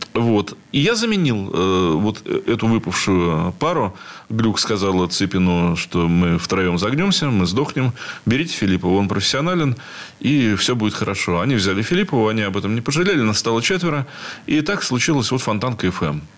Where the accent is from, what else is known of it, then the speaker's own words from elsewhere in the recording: Saint Petersburg, Russia; Я петербуржец, я уже сказал, в четвертом колене